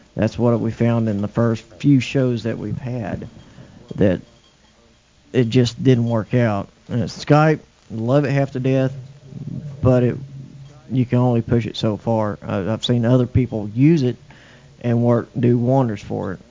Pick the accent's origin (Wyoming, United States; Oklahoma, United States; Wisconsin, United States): Oklahoma, United States; also born or lived in Bemidji, Minnesota; We moved from Bemidji, Minnesota, back to my hometown, Braden, Oklahoma.